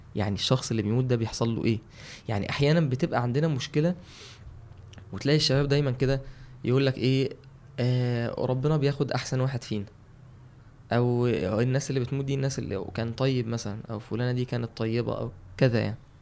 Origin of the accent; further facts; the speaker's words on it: Mansoura, Dakahlia, Egypt; عندنا في المنصوره